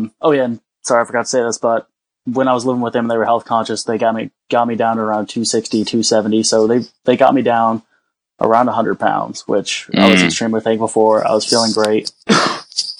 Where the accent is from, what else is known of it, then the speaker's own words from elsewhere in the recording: Texas, United States; moved away as an adult; now in North Carolina, United States; I was originally from Texas, and I moved up to North Carolina to live with some family